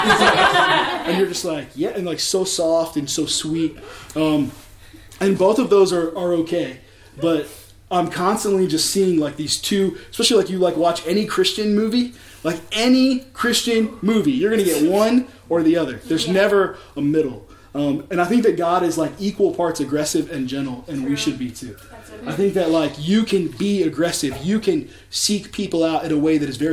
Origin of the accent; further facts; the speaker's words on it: Richmond, Virginia, United States; I was born here in Richmond.